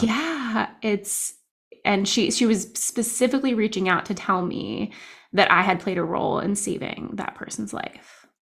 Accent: New Jersey, United States; now in Downingtown, United States; I'm also from New Jersey

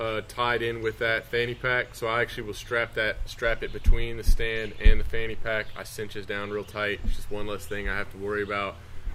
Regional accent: the South, United States; growing up in the South

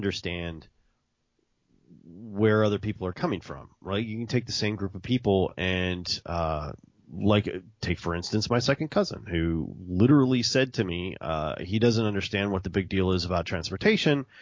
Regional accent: Mississippi, United States; now in Texas, United States; I can make fun of Mississippi because I'm from Mississippi

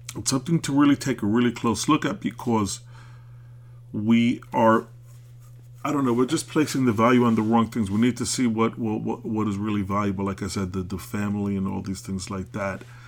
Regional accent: New York City, New York, United States; I'm an American. I was born in Brooklyn

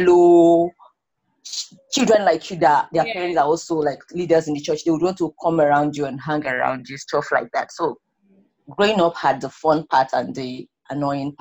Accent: Kano, Kano State, Nigeria; also born or lived in Abia State / Katsina; I grew up in Nigeria.

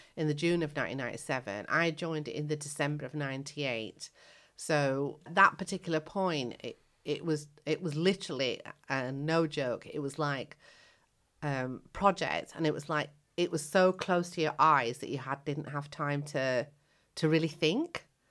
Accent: United Kingdom; also born or lived in Kenya / Indian heritage; when I came to the UK as a child of seven, I came from Africa.

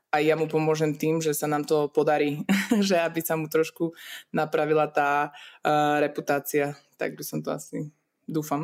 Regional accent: Liptovský Mikuláš, Žilina Region, Slovakia; also born or lived in Czech Republic; ja som sa narodila v Česku, aj mamina bola Češka, takže my sme vlastne, aj rodin, vlastne polku rodiny mám ešte stále v Česku, takže ja to berem tak nejak automaticky, že som tu, tam a, a nejak to nerozlišujem, ale žijem celý život e, v Liptovskom Mikuláši na Slovensku

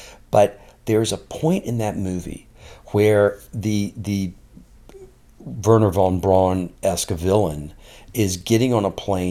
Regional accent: Montgomery, Alabama, United States; also born or lived in Tallahassee, Florida; I grew up mostly in Montgomery, Alabama, a little bit in Tallahassee, Florida.

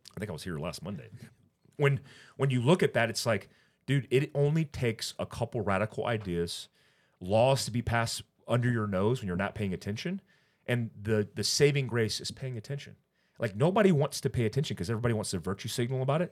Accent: California, United States; I was born in California

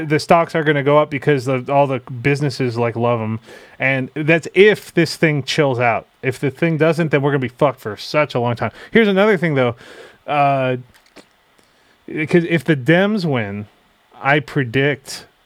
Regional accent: United States; I'm American.

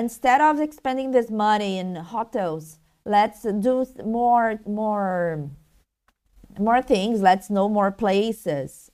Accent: Rio de Janeiro, Brazil; I'm Brazilian from Rio

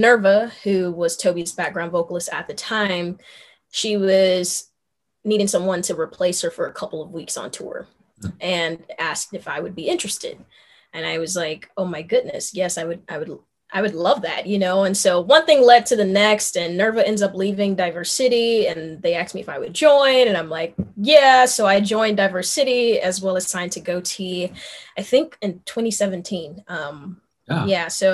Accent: Memphis, Tennessee, United States; I grew up in North Memphis

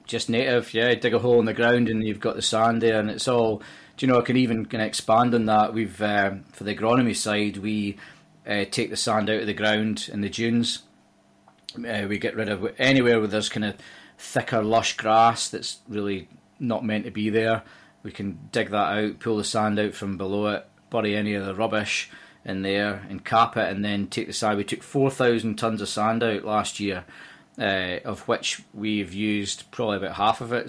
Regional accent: Dumfries, Scotland, United Kingdom; moved away as an adult; now in Liverpool, United Kingdom; I'm Scottish, and I was, uh, brought up in a town in the southwest of Scotland called Dumfries.

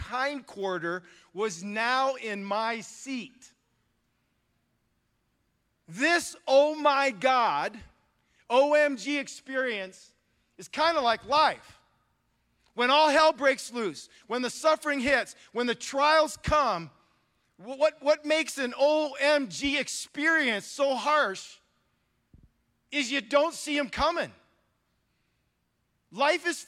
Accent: Northwest Ohio, United States; moved away as an adult; also born or lived in Milwaukee, Wisconsin; now in California, United States; I grew up, I'm now in California, but I grew up in Northwest Ohio. I'm a rural kid, okay? I'm from a farming community

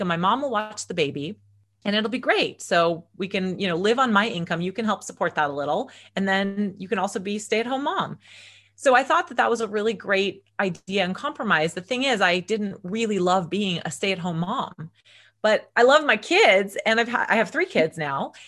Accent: Agoura Hills, California, United States; also born or lived in Los Angeles / Conejo Valley / Santa Barbara; I grew up in Agora Hills, which is just outside of Los Angeles with my parents and my brother.

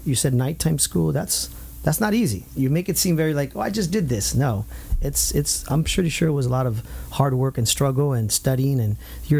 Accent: Santa Ana, California, United States; My hometown, Santa Ana.

